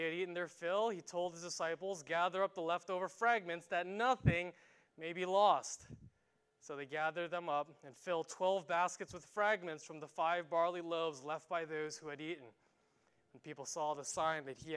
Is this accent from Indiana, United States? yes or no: no; New York, United States; moved away; New York, which is my hometown